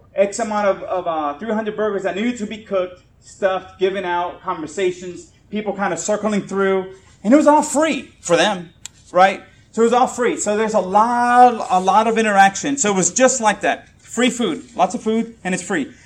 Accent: Puerto Rico; moved away; I'm Puerto Rican, uh, and I grew up in Puerto Rico.

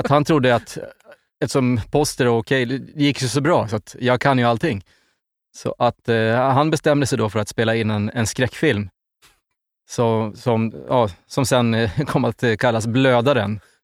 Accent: Avesta, Dalarna County, Sweden; vi är ju från Avesta

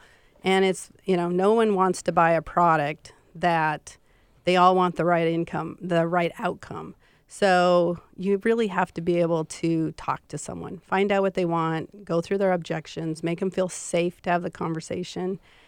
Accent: Montana, United States; accent: Montana accent; moved away; I am from Montana

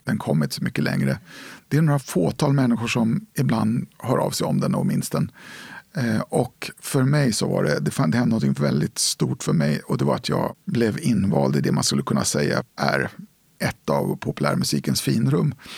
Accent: Stockholm, Stockholm County, Sweden; also born or lived in Nyköping; hade vi en lägenhet på vid Stora mossen ungefär, västerort i Stockholm.

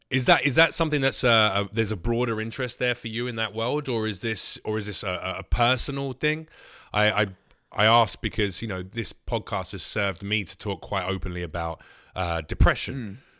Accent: United Kingdom; moved away; as a Brit.

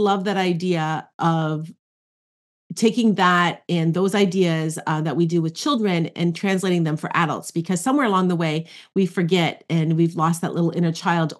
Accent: Ontario, Canada; I am in Ontario, Canada. So I'm a Canadian

